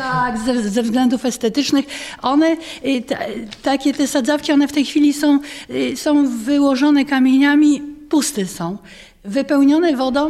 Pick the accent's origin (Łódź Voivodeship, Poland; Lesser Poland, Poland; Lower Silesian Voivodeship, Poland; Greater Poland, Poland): Lower Silesian Voivodeship, Poland; Jelenia Góra; Ciepliczanka z urodzenia